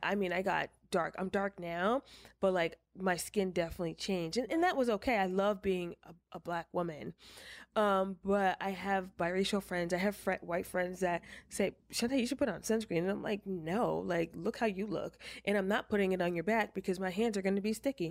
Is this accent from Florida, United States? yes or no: no; Walden, New York, United States; moved away; I am originally from upstate New York